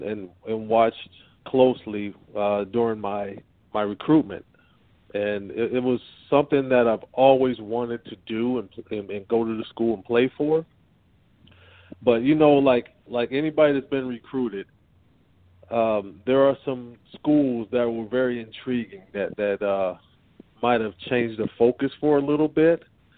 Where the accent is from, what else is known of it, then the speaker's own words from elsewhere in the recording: Pasadena, California, United States; growing up in the Los Angeles area, Pasadena to be exact